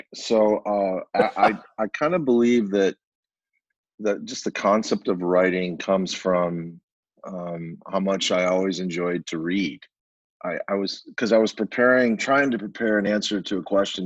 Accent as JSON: {"language": "English", "town": "Rochester", "region": "New York", "country": "United States", "tie": "born or raised there", "moved": "yes", "lives_now": "Arizona, United States", "said": "We had two papers in my hometown of Rochester, New York"}